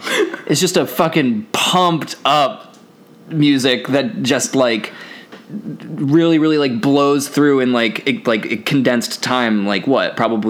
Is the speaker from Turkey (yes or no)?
no; United States; we're American